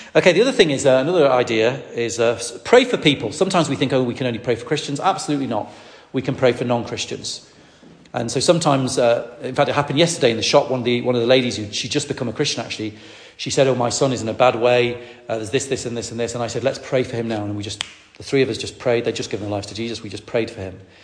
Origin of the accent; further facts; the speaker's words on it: Lancaster, North West England, United Kingdom; I grew up in Lancaster in the northwest of England